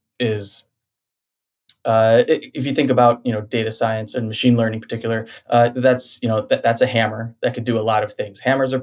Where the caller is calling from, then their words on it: Vienna, Virginia, United States; I'm in Vienna, Virginia, which is just outside of DC.